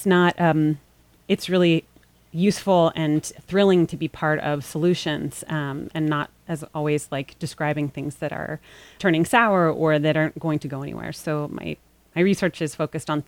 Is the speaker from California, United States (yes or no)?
yes; Los Angeles, California, United States; moved away; I grew up in Los Angeles